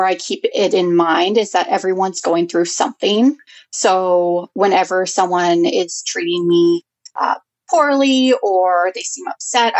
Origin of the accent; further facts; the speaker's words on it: Prince George, British Columbia, Canada; I was born and raised in Prince George.